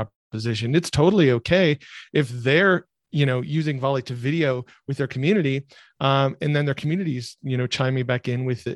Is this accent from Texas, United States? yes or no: no; rural Michigan, United States; I grew up in rural Michigan, where the word entrepreneur just isn't used